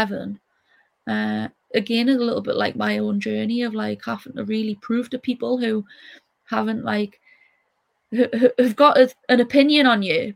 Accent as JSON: {"language": "English", "town": "Newcastle upon Tyne", "region": "North East England", "country": "United Kingdom", "said": "we're hardworking people, we're proud"}